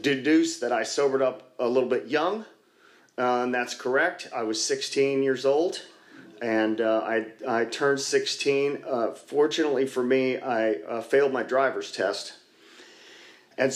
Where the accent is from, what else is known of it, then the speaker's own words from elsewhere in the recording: Dallas, Texas, United States; I grew up here in Dallas, just north of here, a couple miles up near the Galleria before the Galleria was there